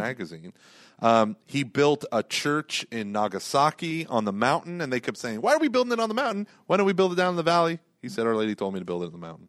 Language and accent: English; Oklahoma, United States; I grew up in Oklahoma